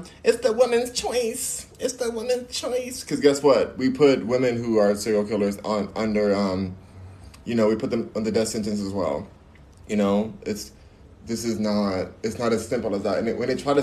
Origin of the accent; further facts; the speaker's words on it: United States; I love being American